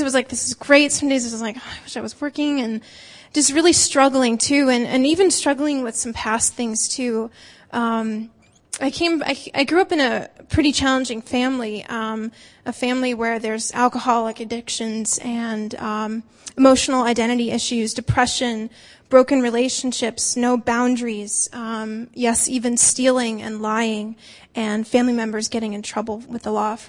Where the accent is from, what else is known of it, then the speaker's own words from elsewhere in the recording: northern New Jersey, United States; moved away as an adult; also born or lived in Iowa / Minnesota; now in Massachusetts, United States; I grew up in northern New Jersey